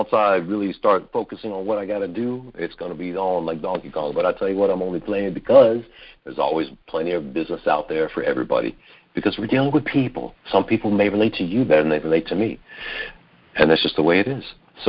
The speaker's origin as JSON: {"language": "English", "town": "Silver Spring", "region": "Maryland", "country": "United States", "tie": "born or raised there", "also_born_or_lived": "Washington, D.C. / Virginia", "said": "I've been a D.C., Maryland, Virginia native. That's my hometown, is Silver Spring, Maryland, back in the day."}